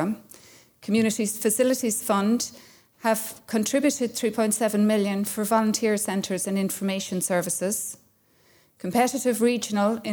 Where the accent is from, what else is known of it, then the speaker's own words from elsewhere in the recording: Ireland; I'm from Kerry, so we have something like this near my house.